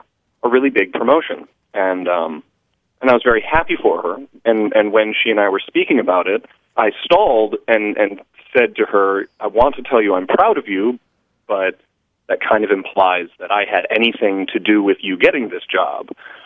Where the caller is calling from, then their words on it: Langley Air Force Base, Virginia, United States; I'm calling from Langley Air Force Base in Virginia.